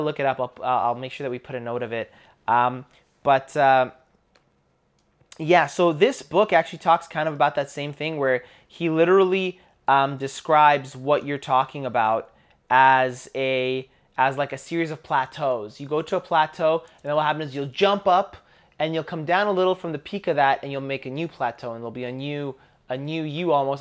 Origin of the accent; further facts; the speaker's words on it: Canada; growing up in Canada, I grew up in a school